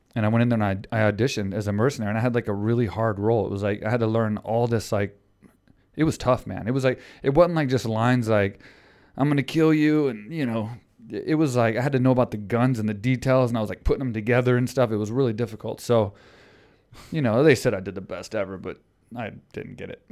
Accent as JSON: {"language": "English", "town": "Houston", "region": "Texas", "country": "United States", "tie": "born or raised there", "said": "In Houston, yeah, against my hometown crowd"}